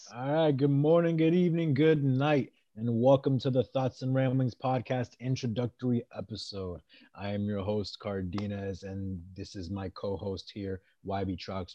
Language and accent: English; Maryland, United States; moved away as an adult; also born or lived in Worcester, Massachusetts / Rhode Island; now in Great Lakes, United States; And then the majority of my life, I did live in Maryland